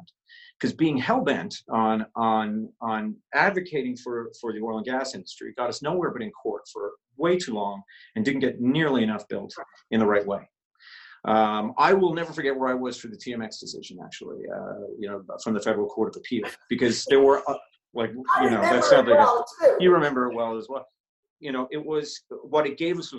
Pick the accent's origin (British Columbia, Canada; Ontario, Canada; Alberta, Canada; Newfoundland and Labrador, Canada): Newfoundland and Labrador, Canada; St. John's; I moved from St. John's at the age of 12 or 13 and moved to Labrador